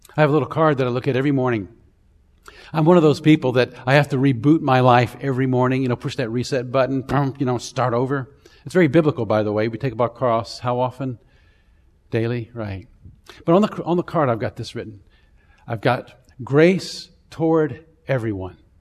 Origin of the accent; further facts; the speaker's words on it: Central Florida, United States; I grew up in Florida, actually. And, um, uh, Central Florida, somewhere between Tampa and Orlando